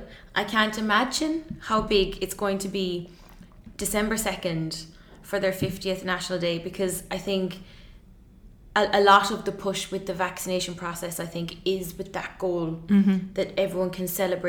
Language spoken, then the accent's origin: English; Ireland; now in United Arab Emirates; apart from my own home country now, Ireland